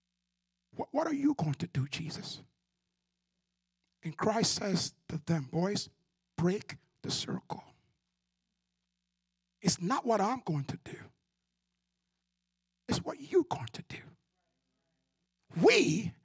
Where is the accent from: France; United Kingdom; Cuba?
Cuba; moved away; My hometown is very restricted. Not Cubans don't go to my hometown.